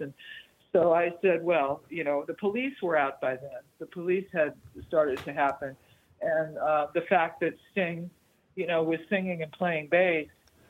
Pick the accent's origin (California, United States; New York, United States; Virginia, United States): California, United States; Los Angeles; born or raised there; also born or lived in Hollywood, Los Angeles